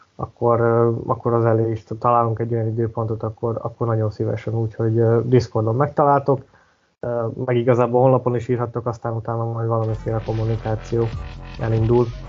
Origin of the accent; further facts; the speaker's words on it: Hungary; többen vagyunk magyarok, mint, mint britek